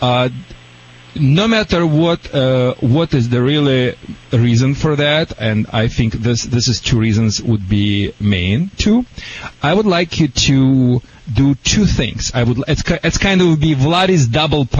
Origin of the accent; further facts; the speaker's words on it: Michigan, United States; now in California, United States; I'm from Michigan